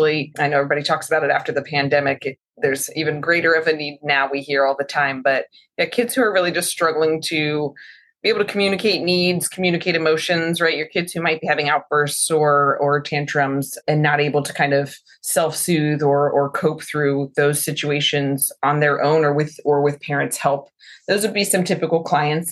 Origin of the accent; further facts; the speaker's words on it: Newburgh, Poughkeepsie area, New York, United States; now in Charlotte, United States; Around Newburgh, Poughkeepsie area.